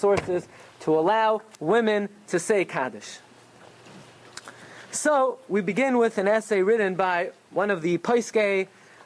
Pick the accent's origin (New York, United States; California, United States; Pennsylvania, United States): New York, United States; Brooklyn; I grew up in Brooklyn